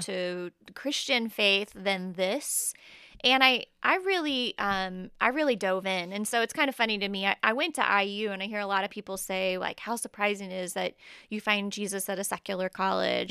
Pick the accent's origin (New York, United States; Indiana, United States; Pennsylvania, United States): Indiana, United States; Indianapolis; moved away as an adult; now in Huntington, United States; I'm originally from Indianapolis